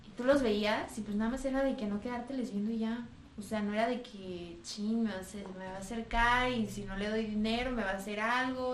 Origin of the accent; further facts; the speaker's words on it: Mexico; mis amigos de toda la vida de aquí de México